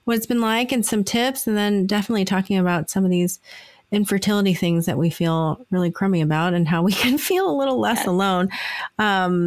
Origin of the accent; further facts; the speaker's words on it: United States; accent: American; I was born in the US, but I'm Asian descent